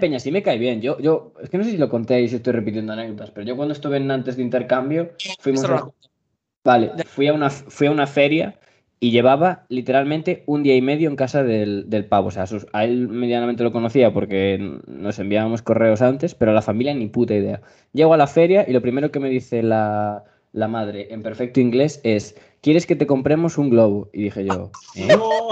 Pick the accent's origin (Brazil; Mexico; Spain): Spain; mi país tenemos calzado solo para casa